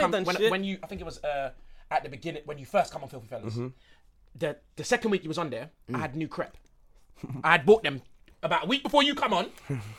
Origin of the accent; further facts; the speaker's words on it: London, United Kingdom; I moved from Stamford Hill when I was 15. I'm 29 now.